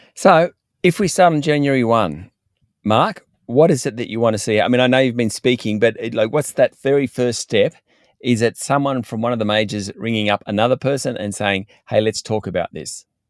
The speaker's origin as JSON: {"language": "English", "town": "Orange", "region": "New South Wales", "country": "Australia", "tie": "born or raised there", "said": "my hometown is Orange in central West New South Wales, and when I grew up there, we didn't have a wine industry"}